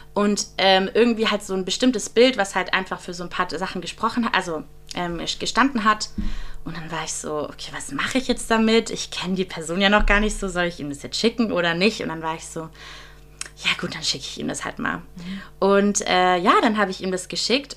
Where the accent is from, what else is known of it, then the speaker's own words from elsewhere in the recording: Friedrichshafen, Baden-Württemberg, Germany; moved away; ich komme ja aus Friedrichshafen am Bodensee, mhm. ganz im Süden von Deutschland